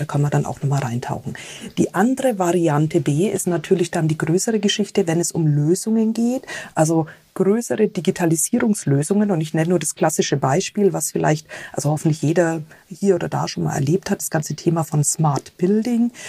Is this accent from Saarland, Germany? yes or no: no; Bavaria / Franconia, Germany; wie ich als Bayern oder Fränkin